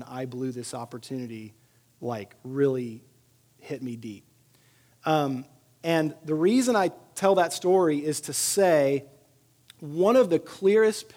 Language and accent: English; Sugar Land, Texas, United States; moved away; also born or lived in Tennessee; I grew up in Sugar Land, Texas.